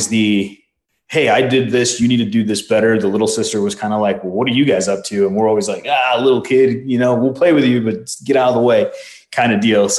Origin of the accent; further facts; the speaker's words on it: Chicago, Illinois, United States; first language Spanish; English is a second language; moved away as an adult; also born or lived in Mexico; now in Arizona, United States; I was born in Chicago in the early 80s